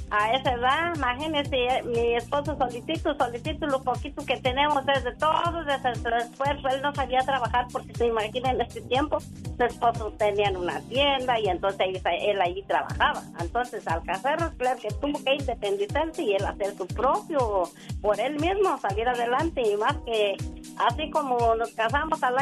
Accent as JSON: {"language": "Spanish", "town": "Salvatierra", "region": "Guanajuato", "country": "Mexico", "moved": "as an adult", "lives_now": "United States", "said": "Yo soy de Urideo, Guanajuato, municipio de Salvatierra."}